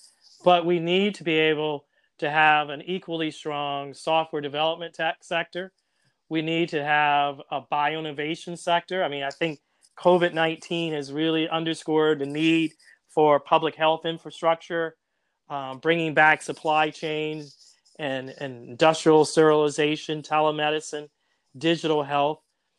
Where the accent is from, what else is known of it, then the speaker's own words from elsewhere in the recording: Jacksonville, Florida, United States; born there; also born or lived in Philadelphia / Chicago / New York; now in New Orleans, United States; Philly is a great place I've lived, Chicago, New York. I was born in Jacksonville, Florida. But there's nothing like the way New Orleans brings you in.